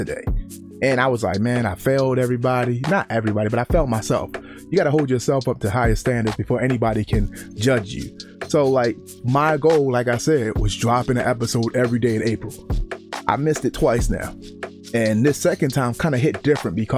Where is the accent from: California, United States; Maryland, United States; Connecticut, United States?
Maryland, United States; Baltimore; growing up in Baltimore